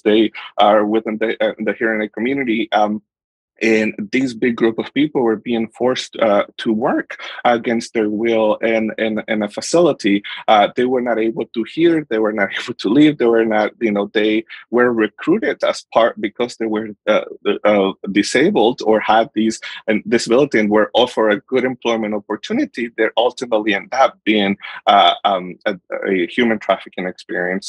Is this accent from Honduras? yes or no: yes; Honduras; moved away; I am from Honduras. I was born and raised in Honduras.